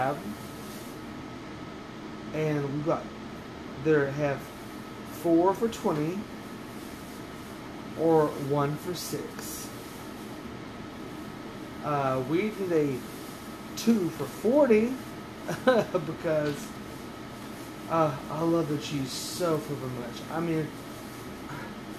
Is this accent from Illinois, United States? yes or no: no; Oklahoma, United States; I grew up in Oklahoma, and cheddar was like the basic